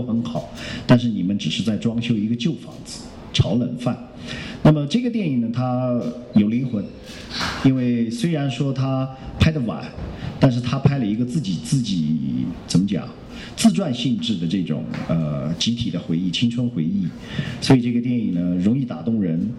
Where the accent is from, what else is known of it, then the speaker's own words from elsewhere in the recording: Yunnan, China; 找了一个是我听了口音是我们云南的一个哈。